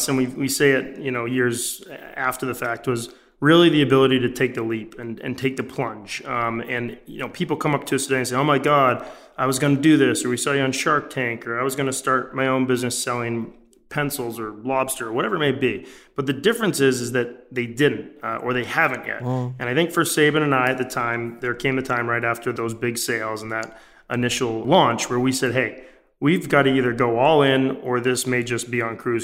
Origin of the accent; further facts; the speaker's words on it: Maine, United States; moved away as an adult; now in Los Angeles, United States; our days growing up in Maine